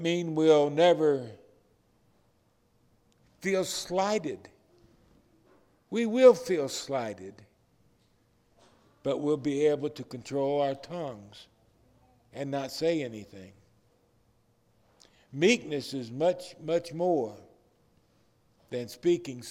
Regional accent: Detroit, Michigan, United States; I was raised in Detroit

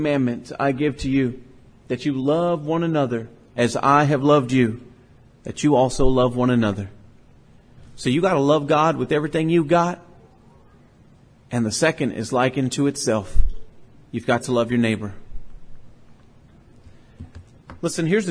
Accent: Port Lavaca, Texas, United States; I grew up on Schaffner Street in Port Lavaca, Texas

